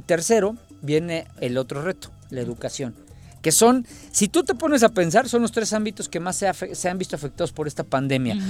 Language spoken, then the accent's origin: Spanish; Mexico; como mexicanos